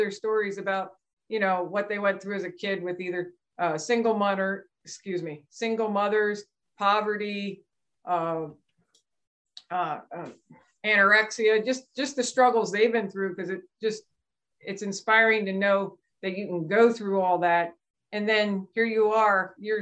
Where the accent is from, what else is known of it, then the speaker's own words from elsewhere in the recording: Lancaster County, Pennsylvania, United States; also born or lived in Juniata County, Pennsylvania / Camp Lejeune, North Carolina; I grew up in Lancaster County, but we moved up to Juniata County, Pennsylvania about 5